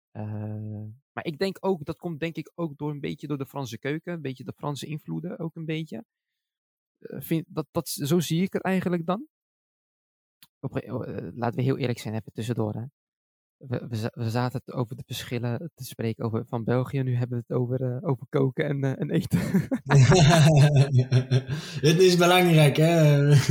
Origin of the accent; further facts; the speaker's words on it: Morocco; Ik ben zelf Marokkaans. En ik, eh, dagelijks eet ik Marokkaans.